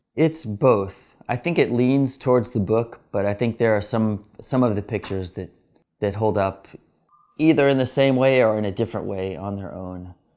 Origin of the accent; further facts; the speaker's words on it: Atlanta, Georgia, United States; I was born in Atlanta, Georgia